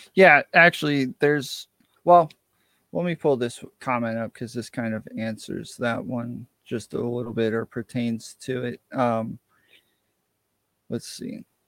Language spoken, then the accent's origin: English; New York, United States; now in Atlanta, United States; I'm originally from New York